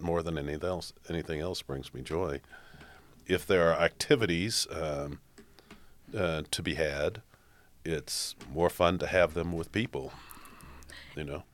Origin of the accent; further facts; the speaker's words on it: Washington, District of Columbia, United States; also born or lived in New York City / Boston; now in Toledo, United States; I grew up in Washington, D C